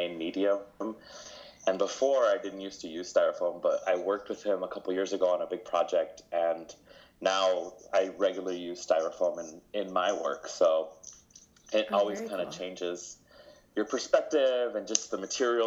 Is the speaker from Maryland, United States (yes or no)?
no; Las Vegas, Nevada, United States; first language Spanish; English is a second language; I love Vegas. I was born and raised here, so to me, it's home